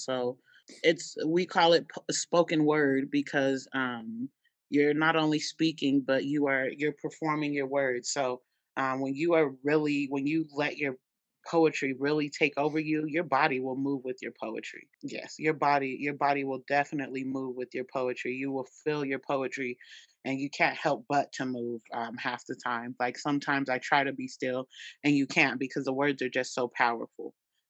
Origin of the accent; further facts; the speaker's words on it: East St. Louis, Illinois, United States; I'm from East St. Louis. So I'm like, okay, we got to show out a little bit, y'all. These are my stomping grounds.